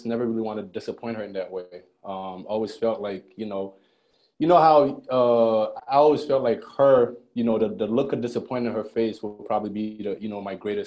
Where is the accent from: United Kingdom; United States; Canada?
Canada; Montreal, Quebec; also born or lived in Ghana; I moved up to Montreal.